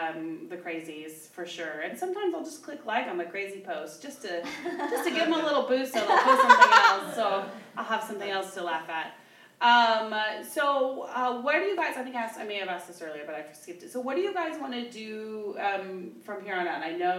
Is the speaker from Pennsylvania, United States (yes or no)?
no; Oklahoma, United States; moved away; I'm from Oklahoma originally